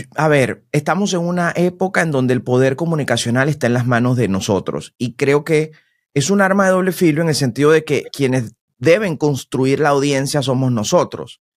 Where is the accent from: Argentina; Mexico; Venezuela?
Venezuela; moved away as an adult; now in United States; yo soy locutor y vengo de Venezuela